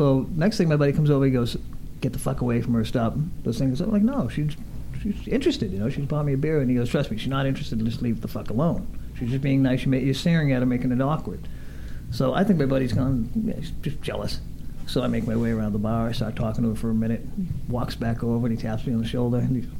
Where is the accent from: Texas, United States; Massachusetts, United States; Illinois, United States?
Massachusetts, United States; Boston; moved away as an adult; now in Los Angeles, United States; we're both from Boston